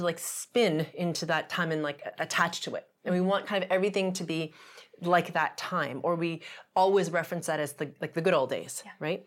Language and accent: English; Canada; I'm Canadian